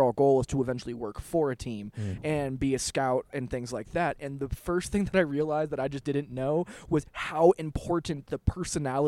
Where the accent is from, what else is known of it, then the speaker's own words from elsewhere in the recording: Los Angeles, California, United States; now in Denver, United States; I grew up in Los Angeles.